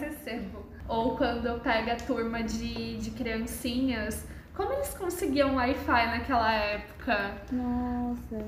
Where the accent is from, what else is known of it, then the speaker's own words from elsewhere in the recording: Londrina, Paraná, Brazil; também sou de Londrina. Eu vinha mais no museu com a escola quando eu era criança.